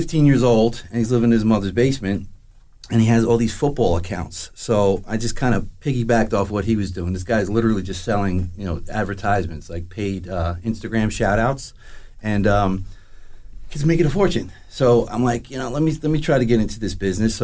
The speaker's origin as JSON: {"language": "English", "town": "Howell", "region": "New Jersey", "country": "United States", "tie": "born or raised there", "said": "I'm a local guy. I grew up in Howell, Freehold area. Kind of a gypsy, though, to be honest with you. I just bounced around all over New Jersey."}